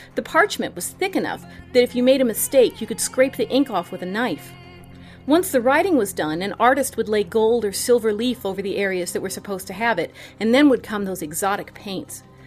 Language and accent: English; St. Louis, Missouri, United States; I grew up in Saint Louis